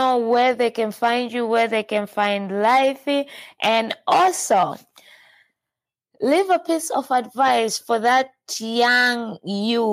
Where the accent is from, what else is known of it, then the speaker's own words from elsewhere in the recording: Tanzania; I'm from Tanzania